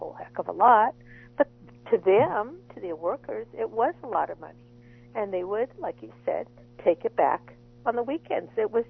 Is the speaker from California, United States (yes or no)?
yes; San Diego, California, United States; I was born and raised in San Diego.